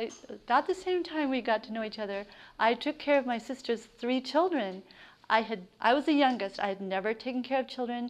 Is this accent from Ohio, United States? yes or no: no; Central California, United States; moved away as an adult; now in Maine, United States; I grew up on a farm. I grew up in Central California, and I was a total tomboy